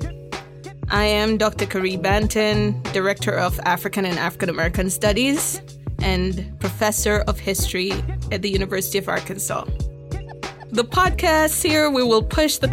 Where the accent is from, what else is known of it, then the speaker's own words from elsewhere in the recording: Jamaica; moved away; growing up in Jamaica, you were surrounded